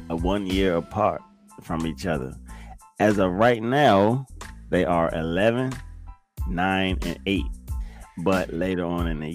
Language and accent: English; Fort Washington, Maryland, United States; also born or lived in Forestville, Maryland; now in Virginia, United States; I live most of my life in Fort Washington, Maryland